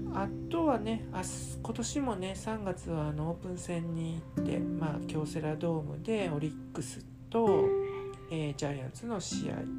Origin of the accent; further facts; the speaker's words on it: Kansai, Japan; 関西人なんで